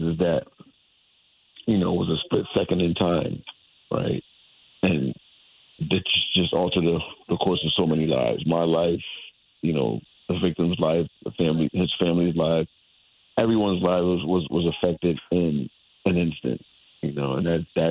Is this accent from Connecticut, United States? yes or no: yes; Hartford, Connecticut, United States; I'm a lifelong Connecticut resident. I was born in Hartford, Connecticut, and I grew up in the north end of Hartford.